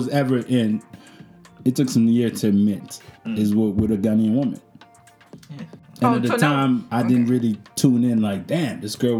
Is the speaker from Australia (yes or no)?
no; Canada; It doesn't matter. I'm Canadian.